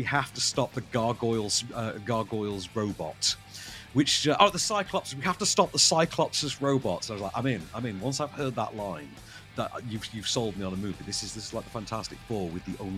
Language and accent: English; United Kingdom; as a Brit